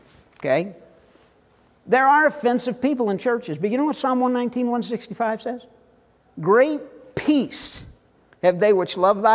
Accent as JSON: {"language": "English", "area": "Northwest St. Louis County", "region": "Missouri", "country": "United States", "tie": "born or raised there", "said": "the subdivision I grew up in Northwest St. Louis County"}